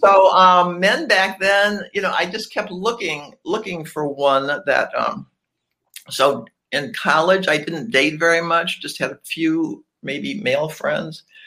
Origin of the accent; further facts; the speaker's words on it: Cleveland, Ohio, United States; moved away as an adult; now in Atlanta, United States; I was you born and raised in Cleveland, Ohio.